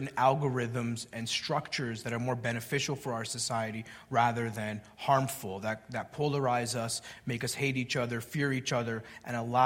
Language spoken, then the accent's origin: English; Canada; the welfare state where I grew up in Canada